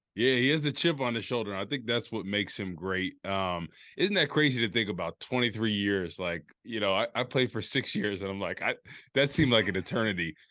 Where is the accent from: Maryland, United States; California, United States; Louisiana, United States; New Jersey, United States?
New Jersey, United States; moved away; I'm back home in New Jersey at my hometown.